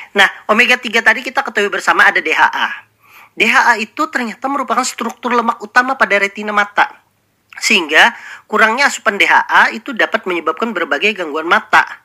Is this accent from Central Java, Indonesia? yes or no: no; South Kalimantan, Indonesia; Nah, sebagai kita orang Banjar, ikan itu adalah makanan sehari-hari.